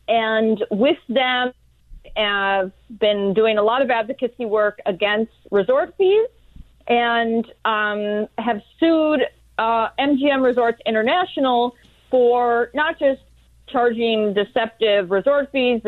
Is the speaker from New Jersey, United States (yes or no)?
no; Washington, District of Columbia, United States; So I'm a lawyer. I'm from Washington, D.C.